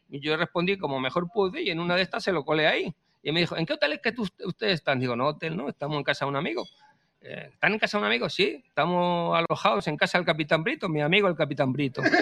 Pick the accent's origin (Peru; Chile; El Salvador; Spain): Spain; yo soy español. Yo soy español, yo soy español.